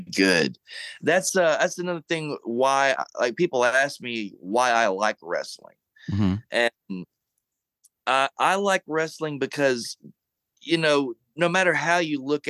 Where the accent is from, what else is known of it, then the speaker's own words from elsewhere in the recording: Monroe, Louisiana, United States; My hometown of Monroe in the 70s